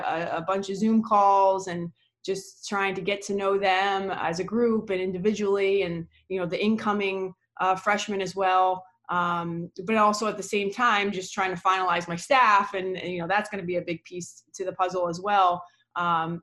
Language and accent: English; New York, United States; moved away as an adult; also born or lived in New England; I grew up in New York